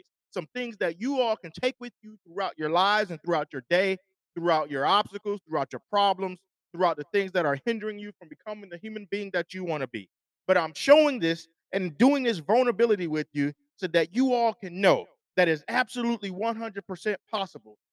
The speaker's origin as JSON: {"language": "English", "town": "Syracuse", "region": "New York", "country": "United States", "tie": "born or raised there", "said": "I grew up in Syracuse, New York"}